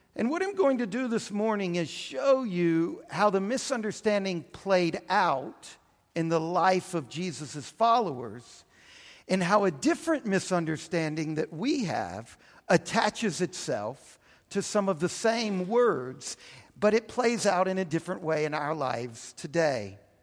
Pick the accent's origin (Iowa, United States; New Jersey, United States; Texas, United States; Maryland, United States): Texas, United States; Houston; also born or lived in New Orleans, Louisiana; I spent my adolescence in Houston